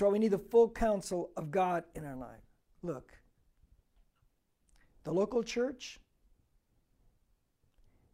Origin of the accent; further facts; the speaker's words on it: United States; I'm an American-Mexican because I'm from here, okay? I'm an American